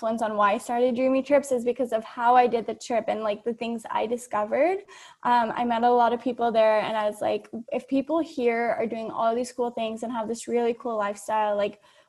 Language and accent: English; California, United States; moved away as an adult; also born or lived in India / Los Angeles, United States; now in Bali, Indonesia; born in California, raised in India as well as California